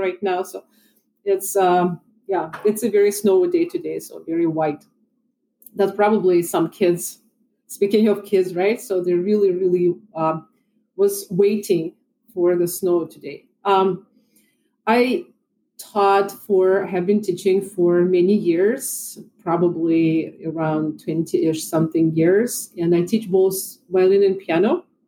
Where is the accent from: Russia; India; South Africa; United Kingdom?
Russia; moved away as an adult; also born or lived in Moscow; now in Chicago, United States; I was born in Russia. And I graduated from Moscow Conservatory playing violin and piano